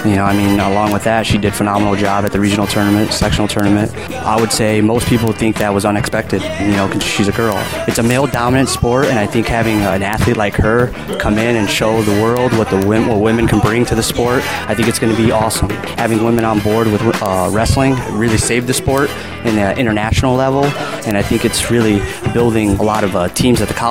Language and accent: English; Chicagoland area, Illinois, United States; I grew up in a town right out of the Chicagoland area, and I was born in Chicago